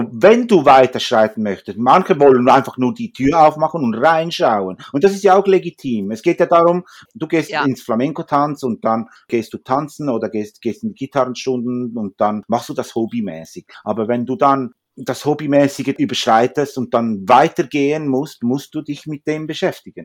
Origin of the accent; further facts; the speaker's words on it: Zürich, Switzerland; also born or lived in Huelva, Spain; ich bin eigentlich in Zürich eigentlich geboren